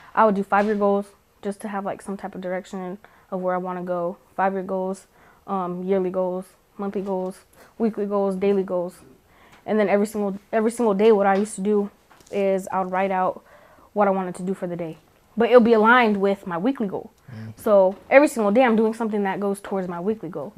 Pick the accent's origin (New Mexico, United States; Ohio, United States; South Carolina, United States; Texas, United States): New Mexico, United States; moved away; I'm from New Mexico